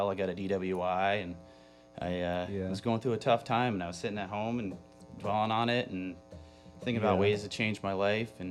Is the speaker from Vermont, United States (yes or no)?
yes; St. Johnsbury, Vermont, United States; also born or lived in Orleans, Vermont / Newport, Vermont; I was born in St. Johnsbury and lived around Orleans and Newport a lot of my life